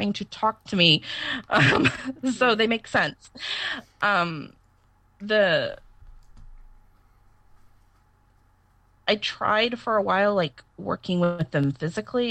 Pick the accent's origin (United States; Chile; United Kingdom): United States; Southern Missouri; moved away; Southern Missouri